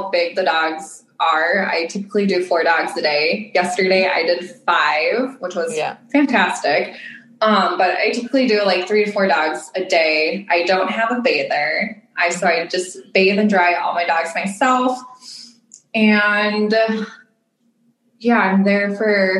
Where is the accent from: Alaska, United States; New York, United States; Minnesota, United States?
Minnesota, United States; I'm from Minnesota in the United States of America